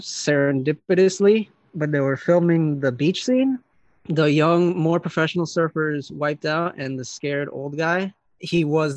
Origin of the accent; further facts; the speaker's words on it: Brooklyn, New York, United States; born there; I was born in Brooklyn, New York.